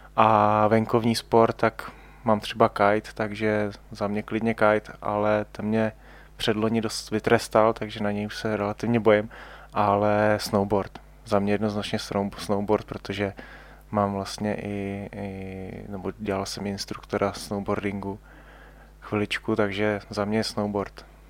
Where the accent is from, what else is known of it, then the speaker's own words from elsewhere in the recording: Ústí nad Labem Region, Czechia; já jsem vlastně původem z Ústeckého kraje